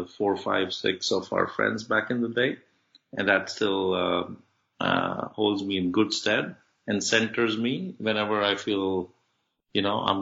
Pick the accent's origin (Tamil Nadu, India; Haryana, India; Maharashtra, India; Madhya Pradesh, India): Haryana, India; Faridabad; also born or lived in Birmingham, England; my dad set up a shop outside New Delhi in a small town called Faridabad. We grew up there in a lower middle class kind of setting